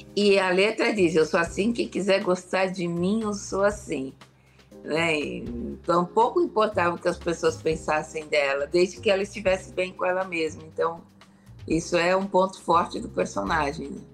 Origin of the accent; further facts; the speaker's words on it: Brazil; sou brasileira